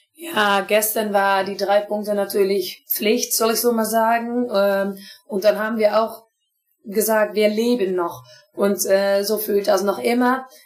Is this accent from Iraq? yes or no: no; Twente area, Overijssel, Netherlands; German is a second language; ich komme aus die Strecke